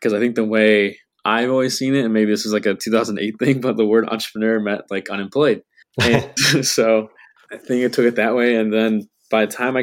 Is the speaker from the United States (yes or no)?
yes; Macomb, Michigan, United States; also born or lived in Holland, Michigan; now in Grand Rapids, United States; I am originally from Macomb, Michigan on the east side of the state